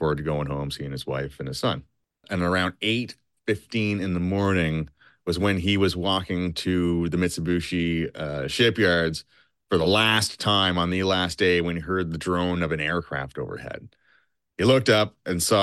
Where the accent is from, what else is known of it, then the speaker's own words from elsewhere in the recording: Canada; I'm from Canada, eh?